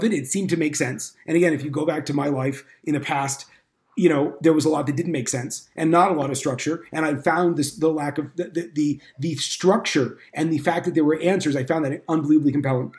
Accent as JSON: {"language": "English", "region": "Northern California", "country": "United States", "tie": "born or raised there", "said": "I grew up in Northern California in a largely assimilated Jewish home."}